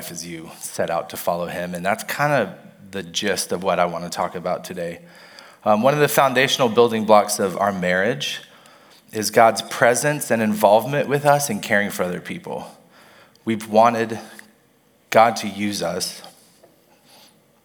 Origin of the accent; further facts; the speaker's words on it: Mobile, Alabama, United States; I was born in Mobile, Alabama, and I went to Charles Simpson's church for as long as I can remember